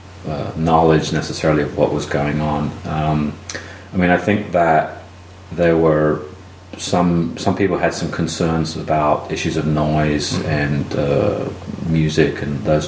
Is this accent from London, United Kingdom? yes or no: yes; London, United Kingdom; moved away as an adult; also born or lived in West Virginia / New Jersey; now in Athens, United States; Originally, I'm from London, and that's where I grew up. And I came to the U.S. in 1986 to go to school